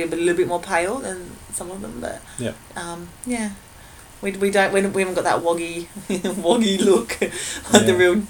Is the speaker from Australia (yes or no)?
yes; Australia; I'm Australian